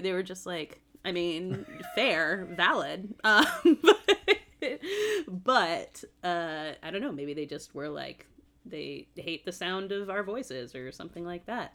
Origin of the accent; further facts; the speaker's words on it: Massachusetts, United States; I grew up in Massachusetts